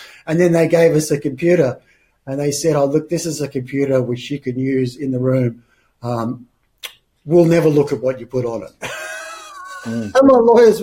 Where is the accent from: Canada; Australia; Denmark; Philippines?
Australia; moved away; also born or lived in United Kingdom; I'm Australian by birth and I came back to Australia